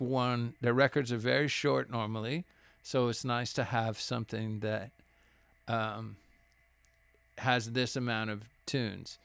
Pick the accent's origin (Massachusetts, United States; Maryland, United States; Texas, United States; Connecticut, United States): Texas, United States; Laredo; now in Austin, United States; I grew up in Laredo